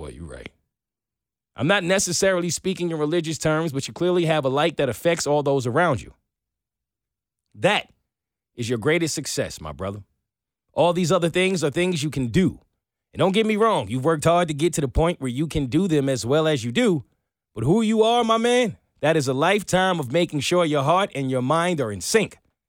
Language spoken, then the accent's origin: English; the South, United States; the white home I grew up here in the South.